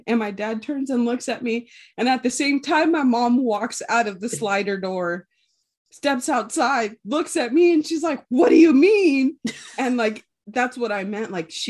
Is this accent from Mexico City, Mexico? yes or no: no; Ensenada, Baja California, Mexico; born there; But so a little background, I was actually born in Mexico. I was born in Ensenada, which is about, I want to say maybe about 40 minutes away from San Diego.